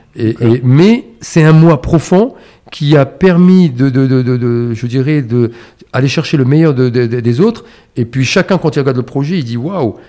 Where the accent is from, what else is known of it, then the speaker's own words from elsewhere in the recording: Casablanca, Casablanca-Settat, Morocco; j'ai j'ai grandi à Casablanca.